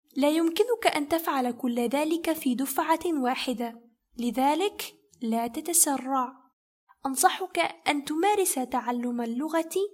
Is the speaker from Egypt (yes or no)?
yes; Egypt; first language Kazakh and Arabic; moved away as an adult; also born or lived in Kazakhstan / Turkey; أنا ولدت وترعرعت في مصر ووالداي من كازاخستان